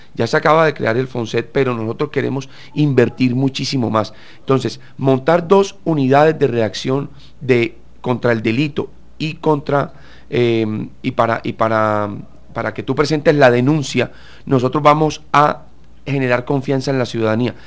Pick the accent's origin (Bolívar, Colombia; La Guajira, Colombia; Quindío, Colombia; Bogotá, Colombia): Bolívar, Colombia; Cartagena; yo que nací en Cartagena, sabemos que lo que más nos gusta a los cartageneros es salir a la terraza